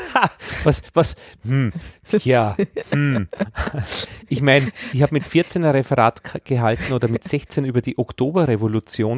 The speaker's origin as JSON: {"language": "German", "country": "Austria", "also_born_or_lived": "Vienna", "said": "bei uns in Österreich"}